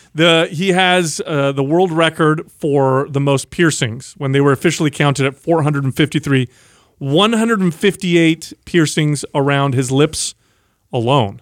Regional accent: San Jose, California, United States; I grew up in South San Jose

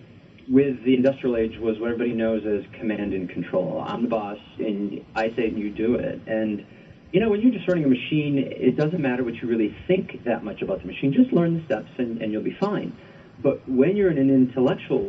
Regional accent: Rhode Island, United States; moved away; I'm from Rhode Island originally, and I used to live on the east side of Providence near Brown University

